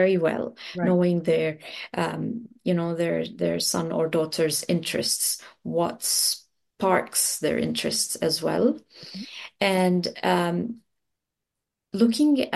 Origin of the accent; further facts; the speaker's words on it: Lebanon; also born or lived in United Arab Emirates; now in New Zealand; I'm originally from Lebanon in the Middle East